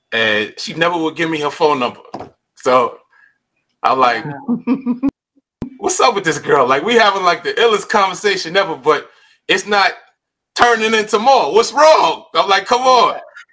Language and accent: English; New York City, New York, United States; moved away as an adult; now in California, United States; I grew up in Coney Island